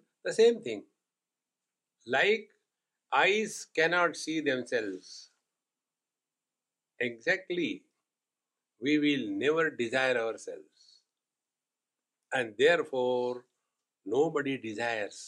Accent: India; being Indian

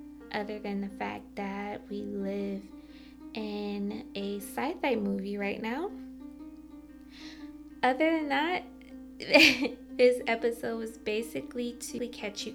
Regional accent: Michigan, United States; now in New York City, United States; I'm originally from Michigan

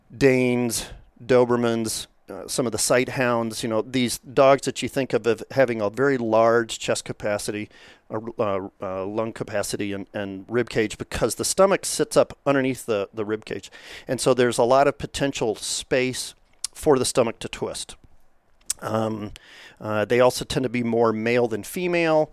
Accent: Kentucky, United States; moved away; also born or lived in Rhode Island; I grew up in Kentucky in a horse family, a fox hunting family

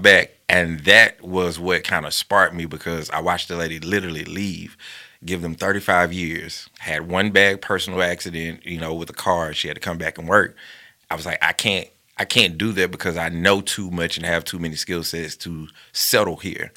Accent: Bessemer, Alabama, United States; born and raised in Bessemer, Alabama

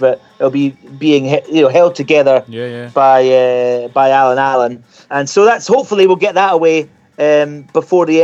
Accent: Scotland, United Kingdom; also born or lived in New Zealand; now in Kent, United Kingdom; as a Scotsman

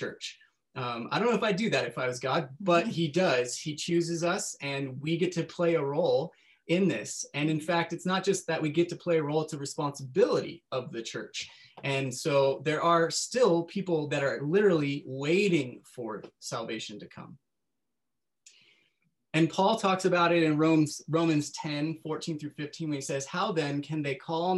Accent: Northern California, United States; I grew up in Northern California

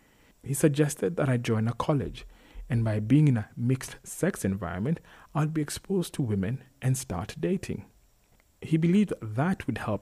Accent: Turkana County, Kenya; She was fascinated by the fact that I was from Turkana. She had never met anyone from Turkana.

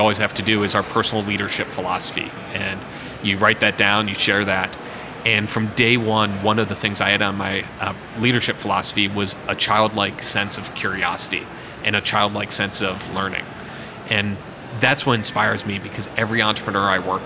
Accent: Cleveland, Ohio, United States; now in Cincinnati, United States; growing up in Cleveland

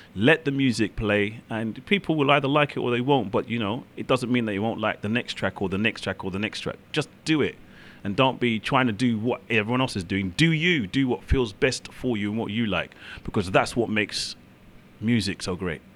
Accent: London, United Kingdom; I'm from London, UK.

